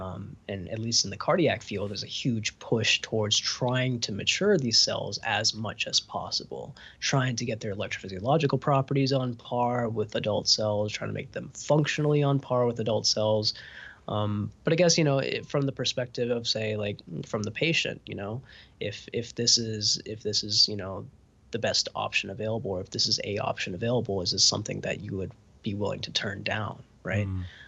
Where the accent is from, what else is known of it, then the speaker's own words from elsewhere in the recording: Huntsville, Alabama, United States; So I grew up in Huntsville, Alabama, which is Rocket City, USA. It's the home of Space Camp.